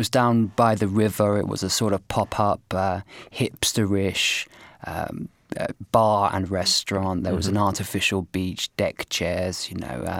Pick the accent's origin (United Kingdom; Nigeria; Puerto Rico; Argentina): United Kingdom; also born or lived in Poznan, Poland; simply for being British.